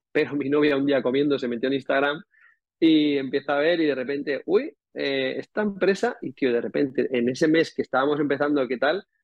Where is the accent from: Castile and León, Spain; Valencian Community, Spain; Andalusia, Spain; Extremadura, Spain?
Valencian Community, Spain; Calpe; yo también soy de, soy de Calpe, soy de los moros y cristianos